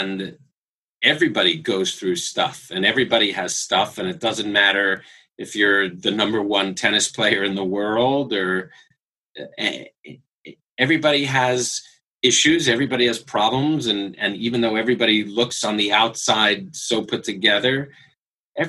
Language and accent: English; New York, United States; now in Los Angeles, United States; I grew up in New York